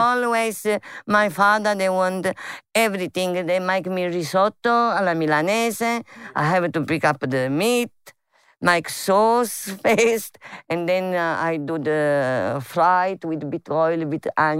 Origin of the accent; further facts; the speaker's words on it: Guardia Sanframondi, Campania, Italy; English is a second language; moved away; But the name of my village, Guardia San Framundi.